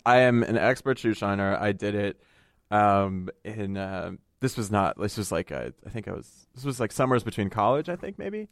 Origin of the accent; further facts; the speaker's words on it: United States; I come from a very, very Italian family, but, um, you know, we grew up in the United States